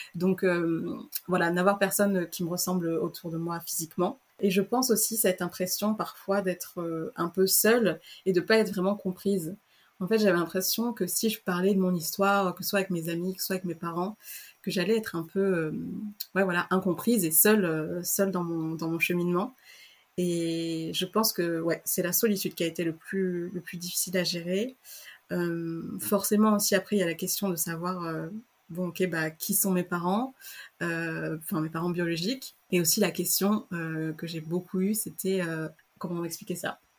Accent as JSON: {"language": "French", "country": "France", "tie": "born or raised there", "also_born_or_lived": "Antananarivo, Madagascar", "said": "je suis arrivée en France à l'âge d'un an et demi. Euh, voilà, je suis arrivée euh, en pleine campagne, mes parents sont agriculteurs"}